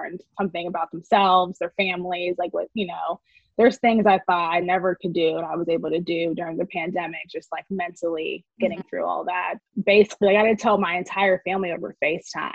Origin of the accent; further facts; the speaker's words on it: Knoxville, Tennessee, United States; my husband and I are 28 and we're both from Knoxville